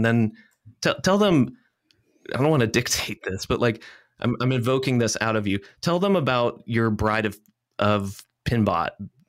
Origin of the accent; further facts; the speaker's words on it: Alabama, United States; I am from Alabama, and my family has a history in that part of the region, like the Alabama Gulf Coast.